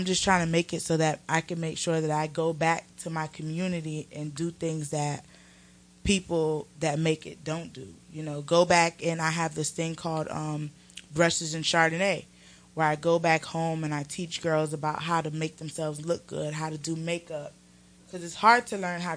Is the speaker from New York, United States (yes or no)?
no; Homestead, Florida, United States; now in Atlanta, United States; I'm from Homestead, Florida, which is like a little ways of Miami